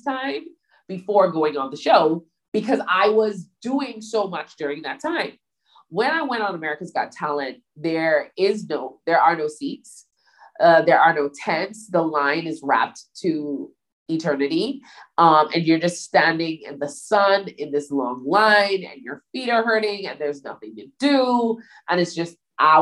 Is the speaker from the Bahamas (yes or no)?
yes; Bahamas; I was from the Bahamas